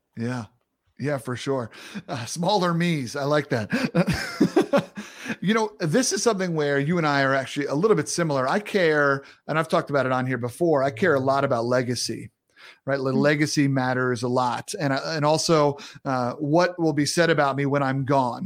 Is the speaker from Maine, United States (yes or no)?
no; Long Island, New York, United States; I'm from Long Island, New York.